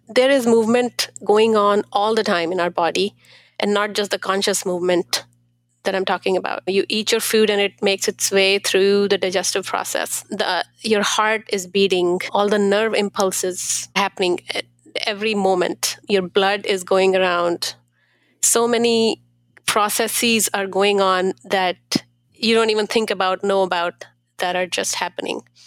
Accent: India; now in Columbus, United States; I am from India

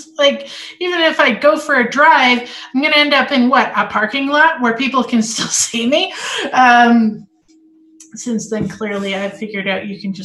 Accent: Sexsmith, Alberta, Canada; now in Calgary, Canada; where I was raised was north of here. So about a 9-hour drive north, because this is how we explain distance in Alberta. 9 hours north in a small town, Sexsmith, Alberta

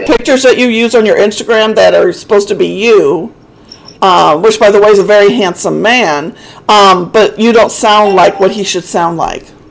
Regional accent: Missouri, United States; I'm from uh, Pluto, Missouri, okay. in the United States

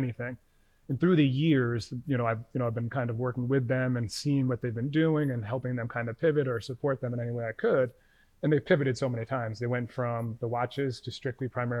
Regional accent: Rhode Island, United States; now in New York, United States; I'm originally from Rhode Island

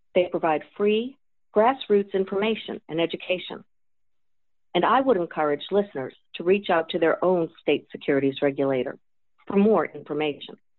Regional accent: West Virginia, United States; my home state of West Virginia

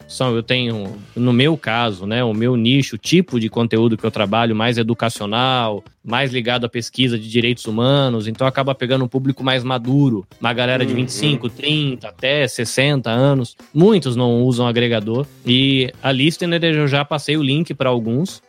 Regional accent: Brazil; depois que eu virei um empreendedor brasileiro

